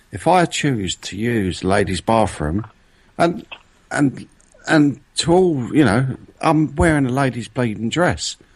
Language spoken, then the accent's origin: English; London, United Kingdom; I'm not from bloody France. I'm from London.